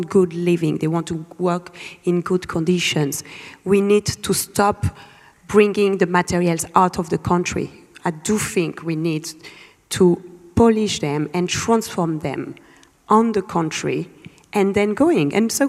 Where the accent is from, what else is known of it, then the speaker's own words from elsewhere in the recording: Lubumbashi, Haut-Katanga, DR Congo; moved away; I was born in Lubumbashi, one of the richest provinces in the world in terms of mining.